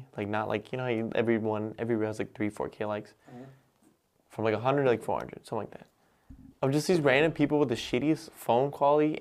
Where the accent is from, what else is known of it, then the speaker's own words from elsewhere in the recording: Minnesota, United States; we're from Minnesota